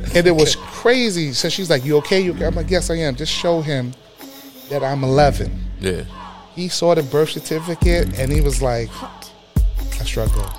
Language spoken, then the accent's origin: English; New York City, New York, United States; growing up in the Bronx